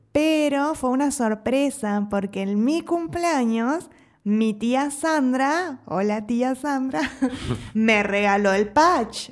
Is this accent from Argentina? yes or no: yes; Entre Ríos, Argentina; moved away as an adult; now in Mexico; en Argentina, al menos en Entre Ríos, de donde soy yo